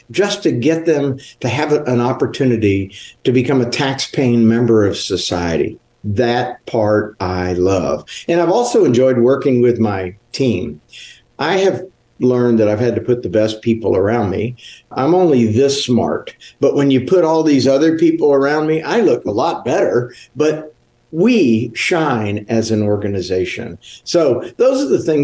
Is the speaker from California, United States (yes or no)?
no; Houston, Texas, United States; also born or lived in Kingwood, Texas / Humble, Texas / Georgetown, Texas; I was brought up in the Houston area